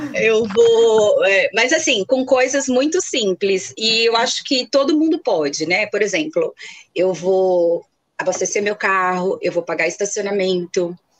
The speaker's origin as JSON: {"language": "Portuguese", "town": "Guarulhos", "region": "São Paulo", "country": "Brazil", "said": "Eu sou aqui da Grande São Paulo, mais precisamente da cidade de Guarulhos, pertinho aqui do aeroporto"}